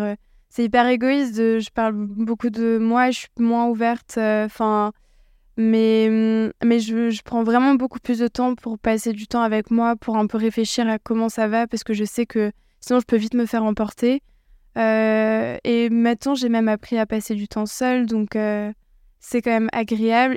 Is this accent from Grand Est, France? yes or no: yes; Alsace, Grand Est, France; je viens d'Alsace